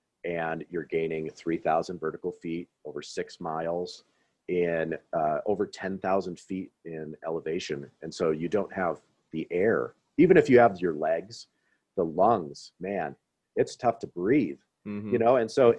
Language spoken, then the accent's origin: English; Midwest, United States; So just with my experiences growing up in the Midwest